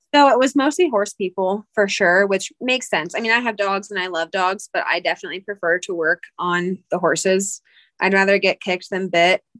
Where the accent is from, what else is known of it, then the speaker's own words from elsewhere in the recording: Pennsylvania, United States; moved away as an adult; also born or lived in Georgia / South Carolina / Salt Lake City, Utah; now in Salt Lake City area, United States; I'm originally from Pennsylvania, but my husband is military, so that's what brought us out here.